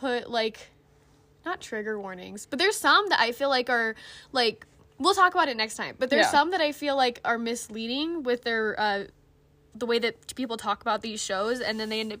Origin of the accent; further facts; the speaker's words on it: Utah, United States; I think we mentioned we're from Utah. Yeah. So, we're both ex-Mormon